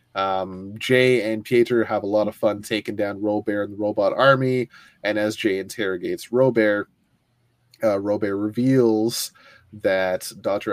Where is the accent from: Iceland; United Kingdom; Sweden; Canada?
Canada; Ontario; I'm from Ontario and I speak French